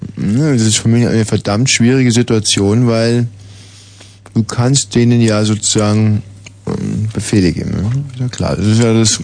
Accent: West Germany, Germany; bei uns im Westen

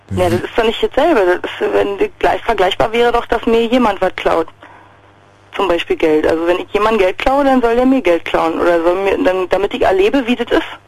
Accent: Berlin, Germany; ich bin aus Berlin

